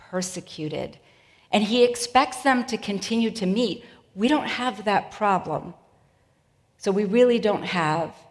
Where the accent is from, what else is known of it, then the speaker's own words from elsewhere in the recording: New England, United States; And I'm from New England where foliage is pretty incredible.